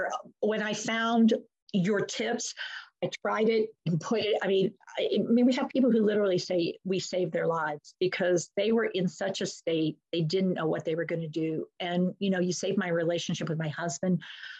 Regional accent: Efland, North Carolina, United States; I'm from Eflin, North Carolina, and you're from?

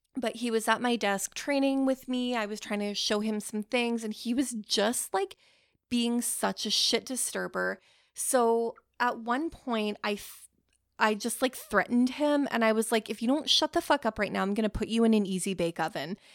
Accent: Canada

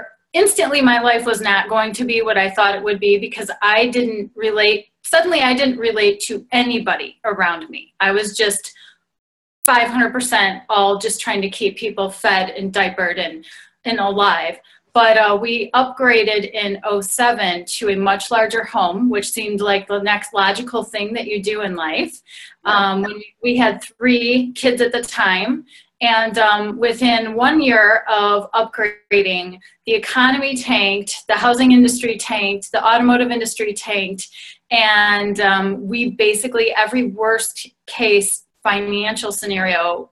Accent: Detroit, Michigan, United States; I am from Detroit

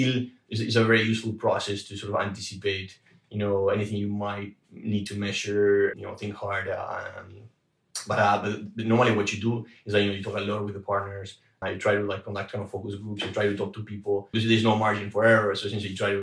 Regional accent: Argentina; moved away; I'm originally from Argentina

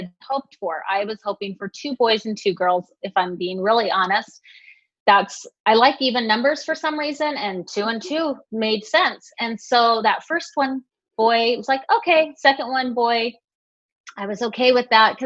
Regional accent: West Jordan, Utah, United States; now in South Jordan, United States; I live in South Jordan right now, and I grew up in West Jordan, so just the next town over.

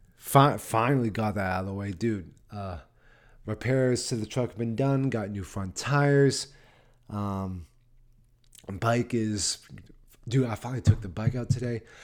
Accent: Massachusetts, United States; now in Nashville, United States; Massachusetts, yep, there's my home state

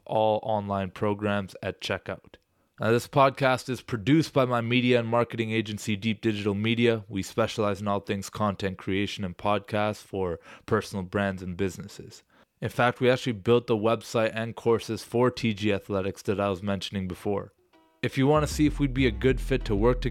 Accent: Canada; I'm Canadian myself

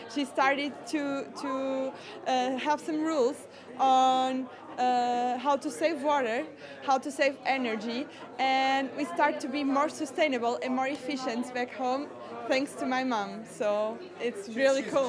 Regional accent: Portugal; I'm from Portugal and I'm a scout too

